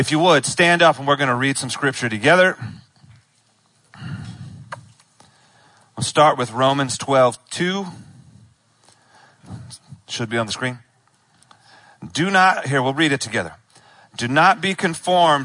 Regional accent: Charlotte, North Carolina, United States; I was born in Charlotte. I grew up in Charlotte

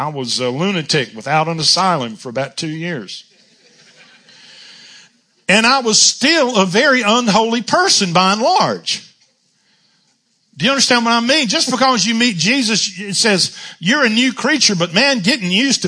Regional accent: Charlotte, North Carolina, United States; born or raised there

